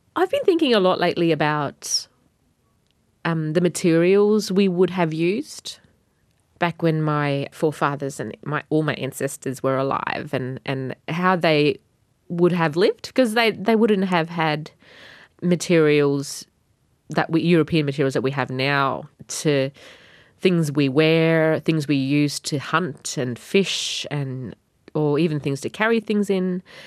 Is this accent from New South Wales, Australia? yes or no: no; Wadjigan country, Northern Territory, Australia; first language Batjamal; My language is Bachamal, and I'm from the Wajigan tribe